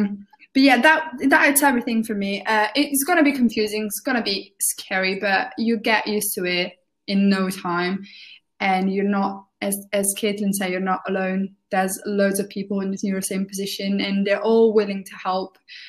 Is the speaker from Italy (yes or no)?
yes; Italy; now in Birmingham, United Kingdom; because I moved to Birmingham from Italy, I can definitely tell you that if you're moving from abroad, it's going to be quite confusing